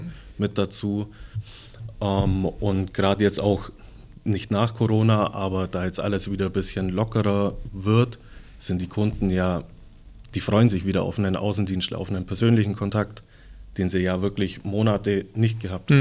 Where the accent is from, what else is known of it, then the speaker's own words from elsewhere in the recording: Legau, Bavaria, Germany; bei uns in Legau